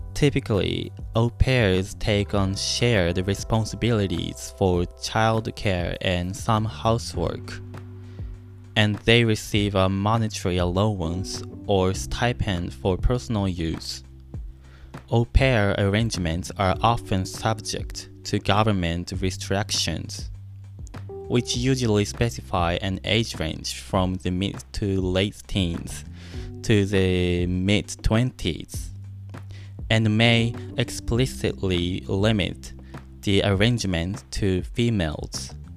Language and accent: English; Japan; first language Japanese; English is a second language; moved away as an adult; also born or lived in Maryland, United States; now in United States; I was born and raised in Japan